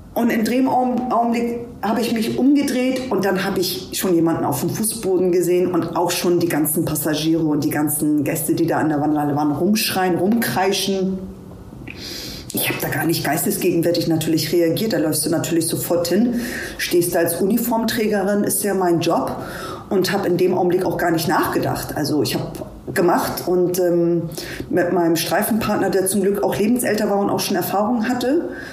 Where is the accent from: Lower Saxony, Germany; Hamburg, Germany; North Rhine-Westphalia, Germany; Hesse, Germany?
Hamburg, Germany; ich bin in Hamburg geboren